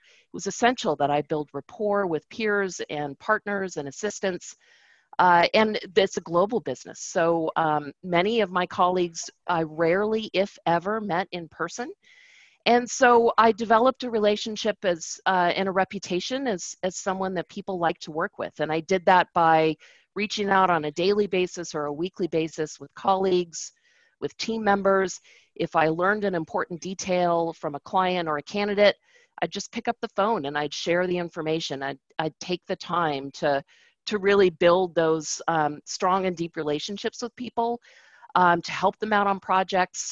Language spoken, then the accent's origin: English; Seattle, Washington, United States; moved away as an adult; also born or lived in Los Angeles; my hometown in Seattle